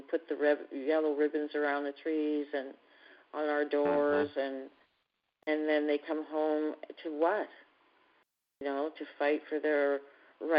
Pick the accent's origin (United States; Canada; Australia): Canada; I'm from Canada